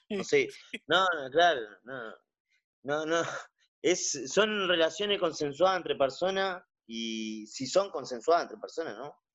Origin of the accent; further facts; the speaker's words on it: San José de Mayo, San José, Uruguay; now in Solimar, Uruguay; soy de San José y en San José lo único que hacíamos era calle.